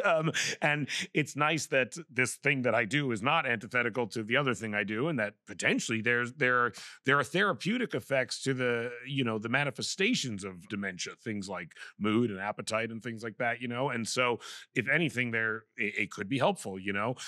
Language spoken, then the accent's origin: English; Vancouver, British Columbia, Canada; I'm from Vancouver